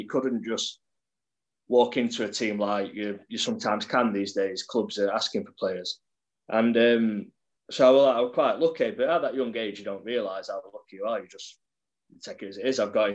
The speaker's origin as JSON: {"language": "English", "town": "Sheffield", "region": "Yorkshire and the Humber", "country": "United Kingdom", "tie": "born or raised there", "said": "I grew up in Sheffield, a place called Norton near Graves Park"}